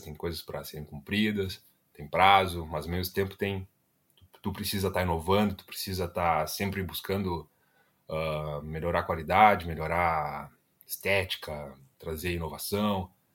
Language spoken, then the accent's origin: Portuguese; Ivoti, Rio Grande do Sul, Brazil; now in Porto Alegre, Brazil; sou natural de Ivoti, né? Um municípiozinho minúsculo